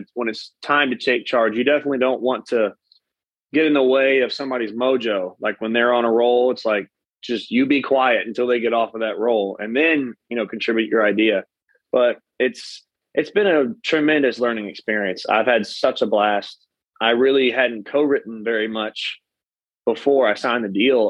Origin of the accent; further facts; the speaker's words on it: Katy, Texas, United States; now in College Station, United States; my hometown in Katy